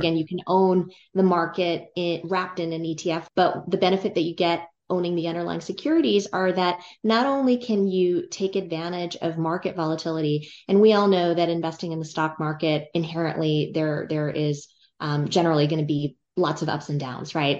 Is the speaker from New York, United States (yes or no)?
no; California, United States; I grew up in California, and I went to college at U C Berkeley